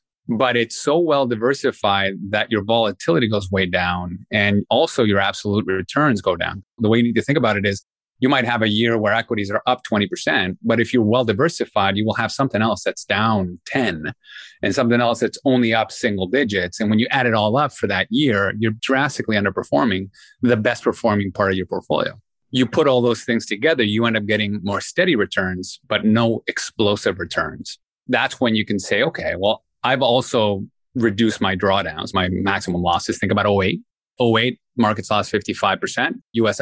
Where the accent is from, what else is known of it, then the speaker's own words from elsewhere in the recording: Peru; moved away; I'm born and raised in Peru